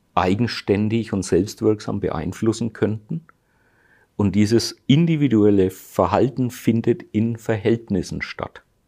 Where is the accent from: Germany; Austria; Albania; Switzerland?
Germany; bei uns in Deutschland